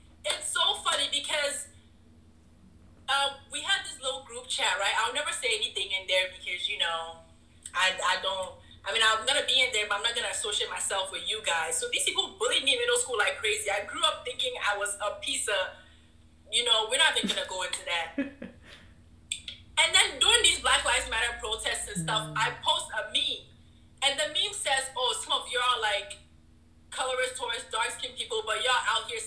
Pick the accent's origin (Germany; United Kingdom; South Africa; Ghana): Ghana; now in United States; being a Ghanaian